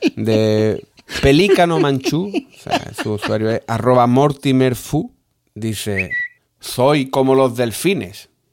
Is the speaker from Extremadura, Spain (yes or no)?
no; Andalusia, Spain; Somos andaluces.